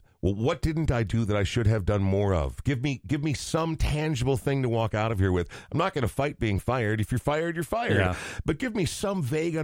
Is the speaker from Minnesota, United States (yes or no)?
yes; Coon Rapids, Minnesota, United States; I grew up in Coon Rapids